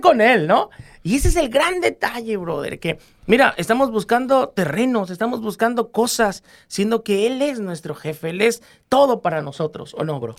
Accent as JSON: {"language": "Spanish", "region": "Guerrero", "country": "Mexico", "said": "porque somos guerrerenses"}